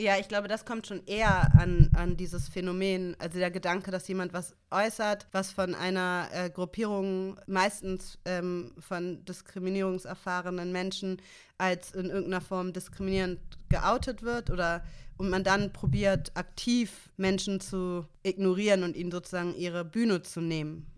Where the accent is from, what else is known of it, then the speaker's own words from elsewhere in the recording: Hamburg, Germany; ich bin in Mümmelmannsberg aufgewachsen in Hamburg